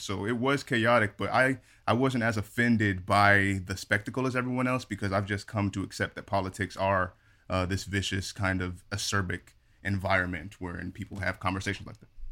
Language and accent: English; Phoenix, Arizona, United States; Phoenix, Arizona's own